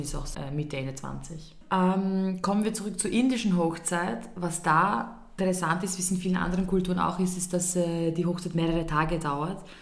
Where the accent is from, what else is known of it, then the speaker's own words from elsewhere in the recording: Austria; bei uns in Österreich